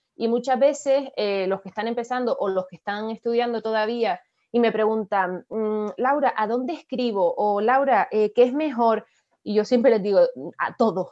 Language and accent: Spanish; Canary Islands, Spain; nosotros que somos canarios